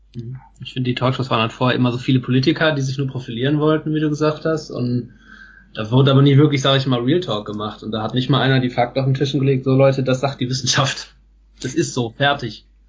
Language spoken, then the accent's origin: German; Germany; hier bei uns in Deutschland